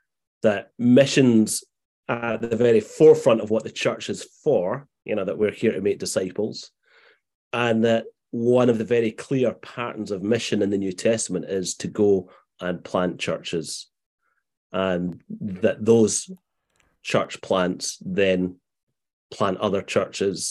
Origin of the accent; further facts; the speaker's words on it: Glasgow, Scotland, United Kingdom; moved away as an adult; also born or lived in Morningside, Edinburgh; now in Edinburgh, United Kingdom; despite living in Morningside now, I grew up in Glasgow